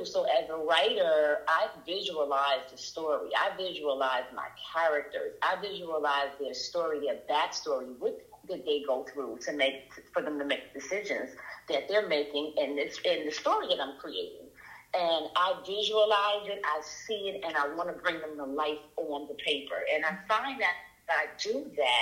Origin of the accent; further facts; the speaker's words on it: New York City, New York, United States; now in Atlanta, United States; I grew up in the South Bronx